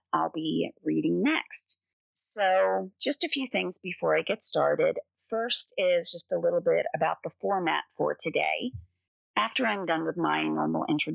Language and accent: English; Woodland, Delaware, United States; Woodland is kind of on the outskirts of Seaford, Delaware, and I grew up in Woodland